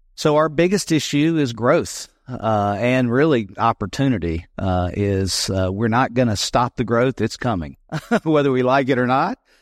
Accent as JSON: {"language": "English", "region": "South Carolina", "country": "United States", "tie": "born or raised there", "also_born_or_lived": "Greenville, South Carolina / Leesville, South Carolina", "said": "I grew up in South Carolina. I'm a native"}